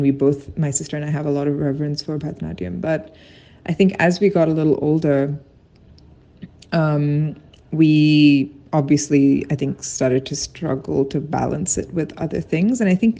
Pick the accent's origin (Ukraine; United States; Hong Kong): Hong Kong; my sister and I grew up in Hong Kong, and during those years, we would travel to India every single year to see our family.